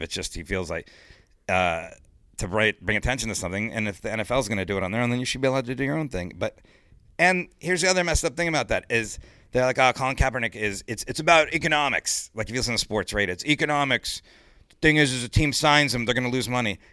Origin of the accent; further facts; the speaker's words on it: Miami, Florida, United States; moved away; I grew up in Miami, and I was living in Miami at the time